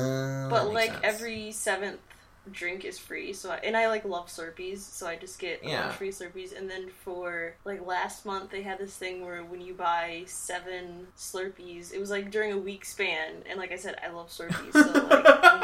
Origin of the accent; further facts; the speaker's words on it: Michigan, United States; also born or lived in Texas; I was born in Texas, but I moved to Michigan, like, before I turned one. So basically, yeah. Basically Michigan.